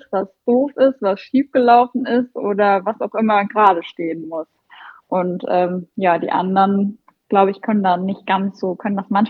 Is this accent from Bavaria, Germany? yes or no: no; North Rhine-Westphalia, Germany; Also ich komme ja aus dem Sauerland und äh, mein Standort ist Teil von einer großen Gruppe.